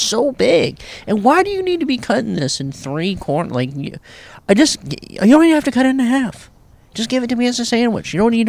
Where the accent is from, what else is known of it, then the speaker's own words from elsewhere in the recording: New York, United States; It's kind of like a New York type place. Hey, I'm from New York.